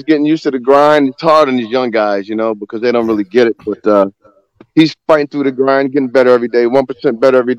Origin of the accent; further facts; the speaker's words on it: Northern New Jersey, United States; now in Maryland, United States; I'm from New Jersey, so I'm more of a Northern New Jersey guy